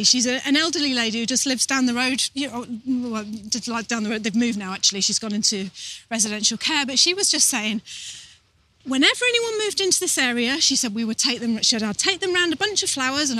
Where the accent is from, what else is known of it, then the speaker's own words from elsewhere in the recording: South Africa; I am from South Africa, and I can tell you straight up